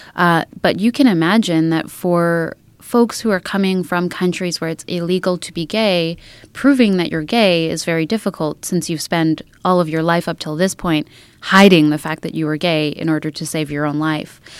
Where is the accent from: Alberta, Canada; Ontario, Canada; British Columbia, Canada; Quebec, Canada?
Alberta, Canada; Edmonton; I am a Treaty 6 settler, so I was born and raised in Edmonton